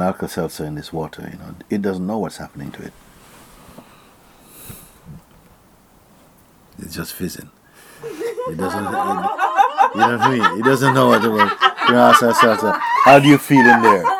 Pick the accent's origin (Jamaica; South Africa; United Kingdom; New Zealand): Jamaica; I was born in Jamaica